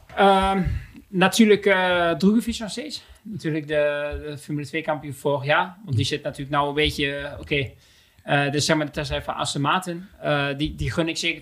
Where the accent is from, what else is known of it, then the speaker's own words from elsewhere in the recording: Netherlands; wij als Nederlanders